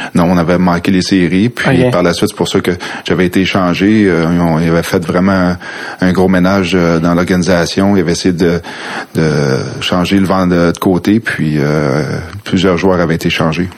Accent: Quebec City, Quebec, Canada; Moi, je viens de Québec. J'ai grandi à Québec, oui, à Villevanie

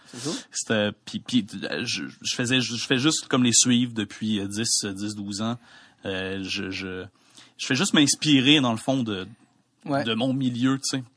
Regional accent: Quebec City, Quebec, Canada; je viens de Québec

